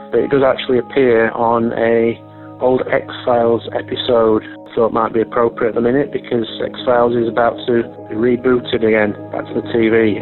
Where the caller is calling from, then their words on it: Sheffield, Yorkshire and the Humber, United Kingdom; I'm ringing from Sheffield in South Yorkshire in uh, England